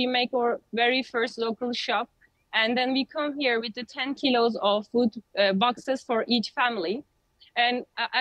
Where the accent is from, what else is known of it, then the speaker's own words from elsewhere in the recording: Turkey; I'm also a victim for the earthquake, which has happened in the 6th of February in Turkey. I served my people like nearly 7 months.